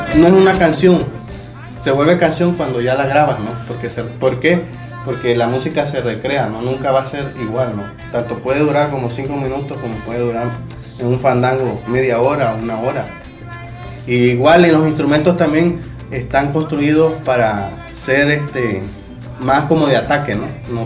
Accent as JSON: {"language": "Spanish", "country": "Mexico", "tie": "born or raised there", "also_born_or_lived": "Playa del Carmen"}